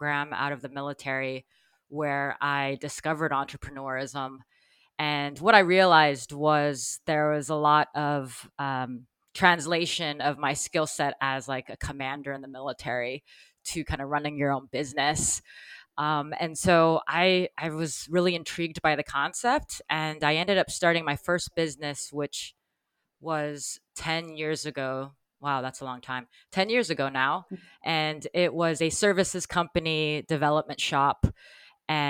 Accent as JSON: {"language": "English", "region": "Texas", "country": "United States", "tie": "born or raised there", "also_born_or_lived": "New York", "moved": "as an adult", "said": "I grew up in Texas"}